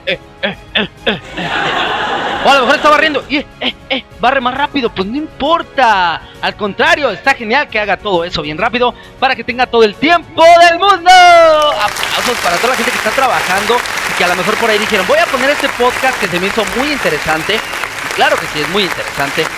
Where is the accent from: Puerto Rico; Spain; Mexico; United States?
Mexico; Yo soy de México